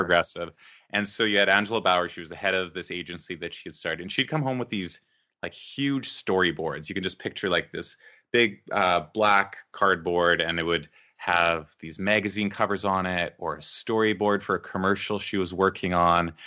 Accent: Beaumont, Alberta, Canada; also born or lived in Edmonton; I grew up there. I mean, I was there from the time I was a little kid. I, I was born in Edmonton, just in the south part of Edmonton, but we moved to Beaumont when I was maybe four years old

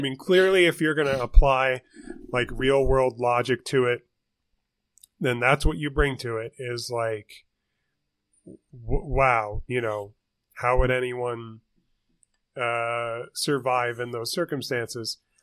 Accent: St. Louis, Missouri, United States; there's my hometown

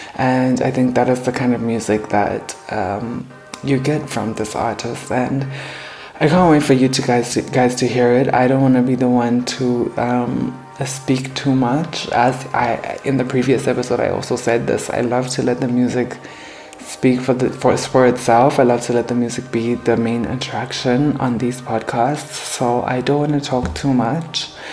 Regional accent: Harare, Zimbabwe; I am from Harare, Zimbabwe

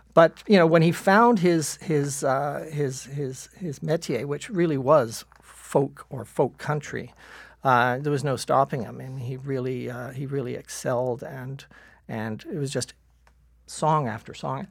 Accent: Toronto, Ontario, Canada; growing up in Dawn Mills

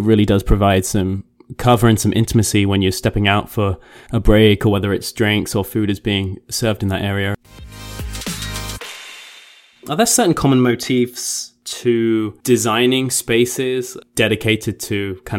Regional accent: England, United Kingdom; Because I'm English

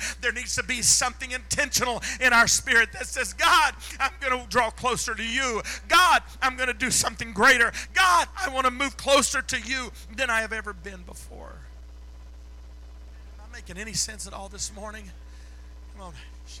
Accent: Philippines; I was raised there. I was raised in the Philippines.

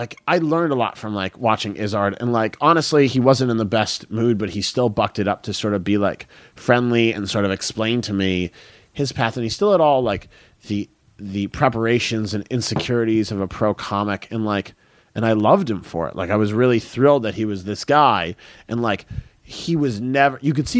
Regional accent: United States; I'm an American.

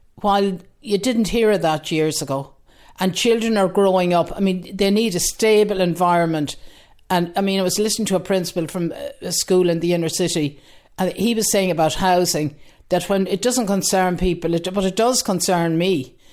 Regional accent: Galway, Connacht, Ireland; now in Dean's Grange, Ireland; I'm originally from Galway, living in Dean's Grange for over forty years

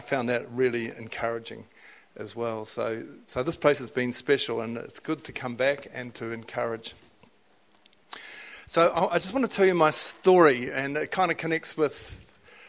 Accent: Whanganui, Manawatū-Whanganui, New Zealand; I was living in Whanganui, it's my hometown

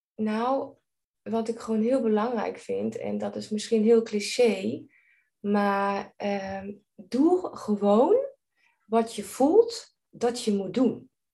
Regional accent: Germany; Dutch is a second language; moved away as an adult; now in Netherlands; ik ben geen Nederlandse. Ik ben Duits

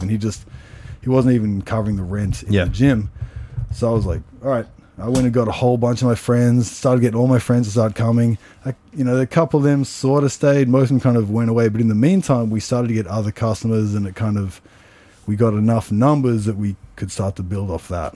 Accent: Canberra, Australian Capital Territory, Australia; moved away as an adult; also born or lived in Sydney, Australia; I think when I was three or four, I moved to Canberra, and mm-hmm. then I've been there until I moved overseas. I was there all through like my childhood, my teens, everything

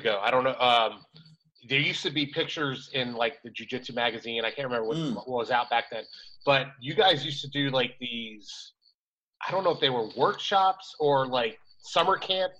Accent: Buffalo, New York, United States; moved away; I'm from originally from upstate New York, Buffalo area.

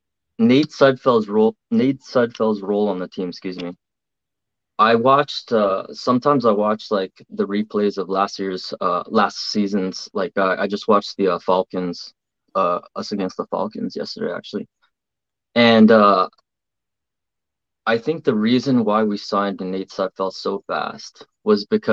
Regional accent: Toronto, Ontario, Canada; now in Halifax, Canada; originally I'm from Toronto, but I'm in Halifax

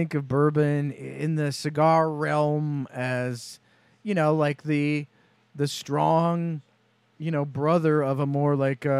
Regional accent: United States; being American

